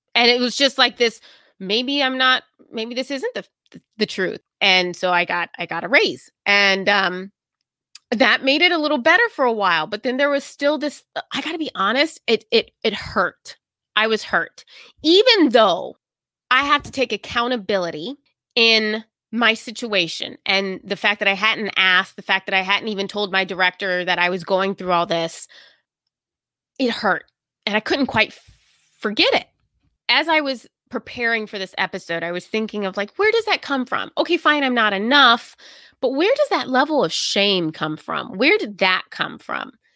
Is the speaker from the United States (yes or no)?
yes; the South, United States; moved away as an adult; now in New England, United States; I grew up in the South